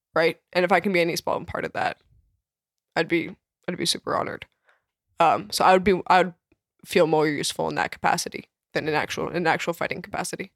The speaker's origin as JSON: {"language": "English", "country": "Ukraine", "tie": "born or raised there", "also_born_or_lived": "Canada", "moved": "yes", "lives_now": "United States", "said": "I was born in Ukraine"}